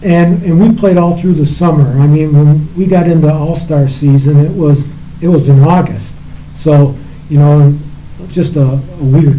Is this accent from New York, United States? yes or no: yes; Manlius, New York, United States; born or raised there